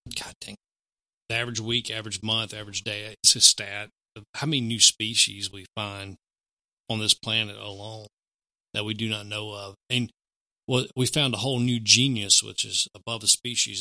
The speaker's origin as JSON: {"language": "English", "region": "the South", "country": "United States", "tie": "born or raised there", "said": "here growing up in the South"}